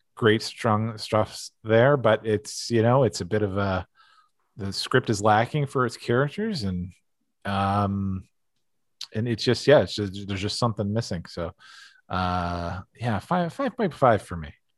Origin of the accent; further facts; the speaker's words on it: East Coast, United States; growing up on the East Coast